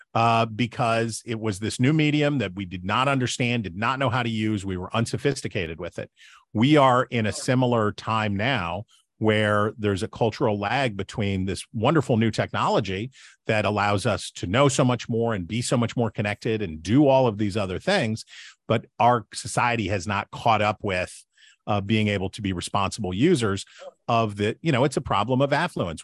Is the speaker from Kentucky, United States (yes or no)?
no; West Virginia, United States; I'm from West Virginia